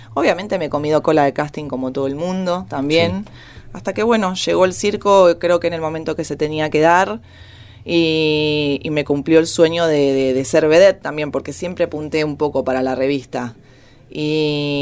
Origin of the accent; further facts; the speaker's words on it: San Justo, Buenos Aires Province, Argentina; yo soy de Buenos Aires, eh, de San Justo, La Matanza